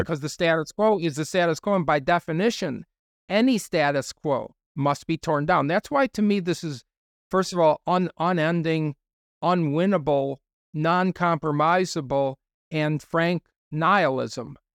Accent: United States; I'm just speaking as an American

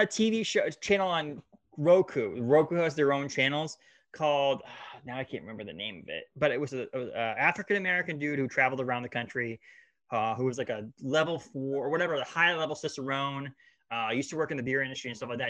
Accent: Maine, United States; we're from Maine.

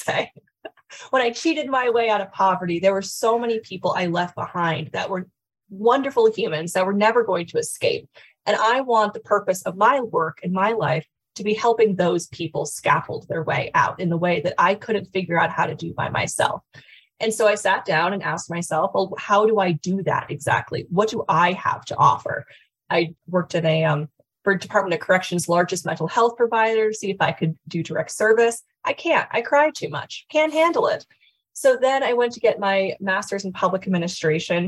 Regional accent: Connecticut, United States; also born or lived in Washington, D.C.; now in Colorado, United States; I grew up in Connecticut, lived in Washington, D.C. for about 6 years, and then have lived in Colorado since then

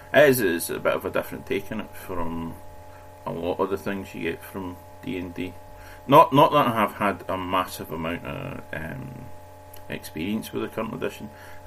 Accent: Cumbernauld, Scotland, United Kingdom; I come originally from Cumber Auld

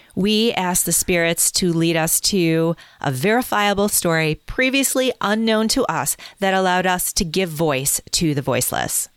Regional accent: Midwest, United States; we're from the Midwest

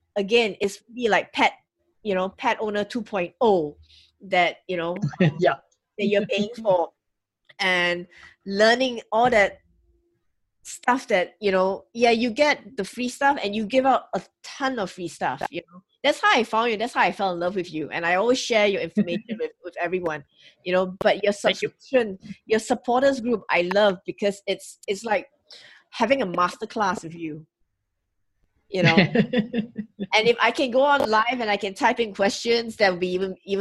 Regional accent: Singapore; I'm from Singapore

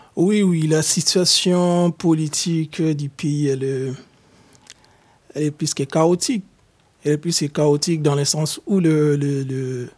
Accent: DR Congo; moved away as an adult; also born or lived in Lithuania / Germany; now in France; Je suis de nationalité congolaise. Je viens de la République démocratique du Congo

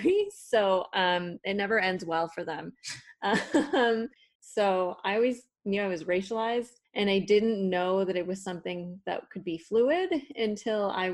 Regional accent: Toronto, Ontario, Canada; accent: Toronto; first language Spanish; English is a second language; also born or lived in Mexico; I have a Mexican accent in Spanish and I have a Toronto accent in English.

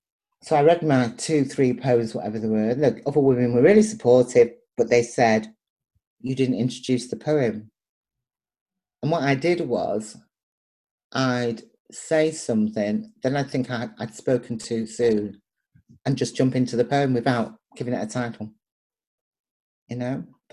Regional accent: Liverpool, North West England, United Kingdom; I'm Irish, Liverpoolian, Nigerian.

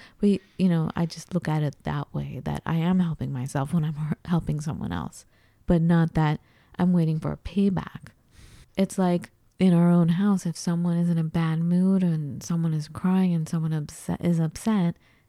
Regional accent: United States; as we hear all the time growing up in the United States

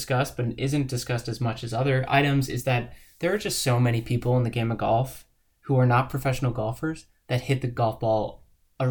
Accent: Northeast, United States; I grew up in the Northeast

